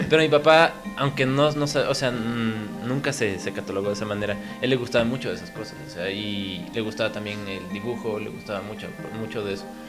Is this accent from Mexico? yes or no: no; Quito, Pichincha, Ecuador; yo nací en Quito y vivimos acá